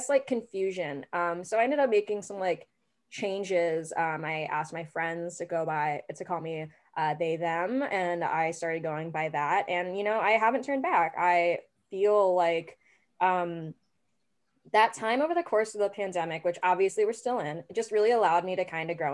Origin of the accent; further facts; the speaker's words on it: Midwest, United States; also born or lived in St. Louis, Missouri / Kansas City / Kansas; now in Chicago, United States; I grew up in the Midwest, I grew up in St. Louis, and I grew up in Kansas City. And growing up in Kansas was really difficult